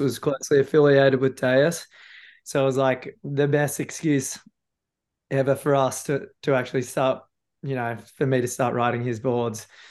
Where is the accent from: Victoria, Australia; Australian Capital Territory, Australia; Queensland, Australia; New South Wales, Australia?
Queensland, Australia; Noosa; come to my hometown